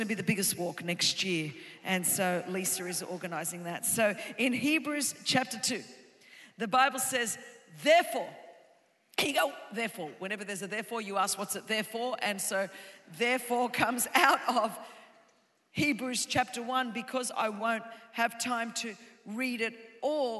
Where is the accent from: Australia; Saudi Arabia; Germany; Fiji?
Australia; now in Southern California, United States; I was raised in Australia